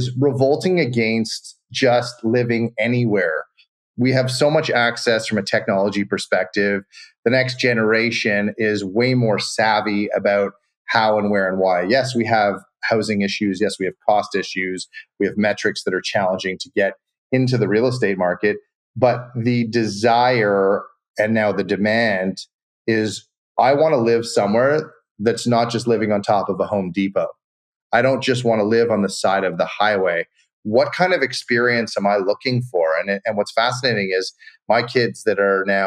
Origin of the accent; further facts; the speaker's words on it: Montreal, Quebec, Canada; also born or lived in California / Colorado / Florida / French Alps; now in Toronto, Canada; I grew up in Montreal, which is a much smaller city